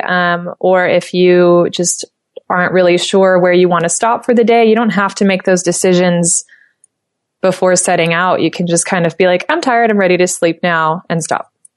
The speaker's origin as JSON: {"language": "English", "country": "United States", "accent": "American", "said": "with my American accent, that's how I pronounce it."}